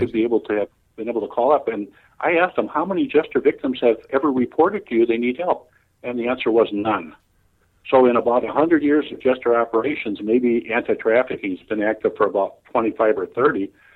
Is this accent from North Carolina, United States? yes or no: no; Chicago, Illinois, United States; born and raised in Chicago